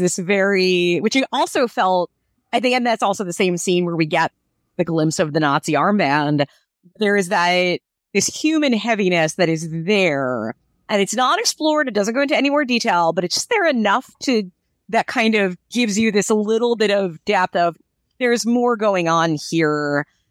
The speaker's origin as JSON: {"language": "English", "country": "United States", "said": "I'm an American"}